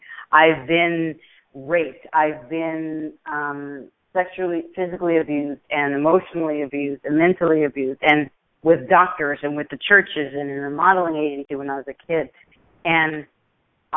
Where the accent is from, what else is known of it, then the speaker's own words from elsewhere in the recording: New York, United States; when I grew up in New York